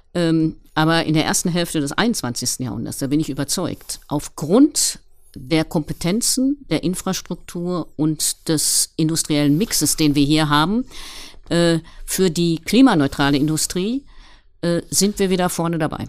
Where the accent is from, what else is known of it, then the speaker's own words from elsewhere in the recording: Ruhr area, North Rhine-Westphalia, Germany; moved away as an adult; also born or lived in Gelsenkirchen / Paris; als ich 2010 hier in meine Heimat wieder zurückgekommen bin